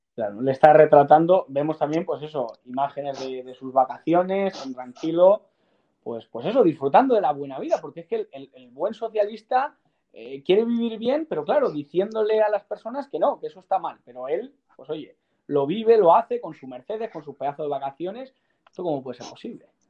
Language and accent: Spanish; Salamanca, Castile and León, Spain; soy salmantino